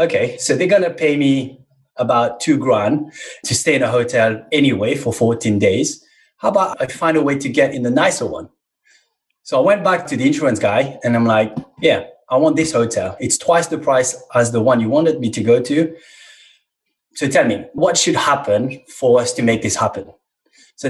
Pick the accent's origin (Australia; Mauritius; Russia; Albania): Mauritius; moved away as an adult; now in England; I was born in Mauritius, a small island in the Indian Ocean. So I'm African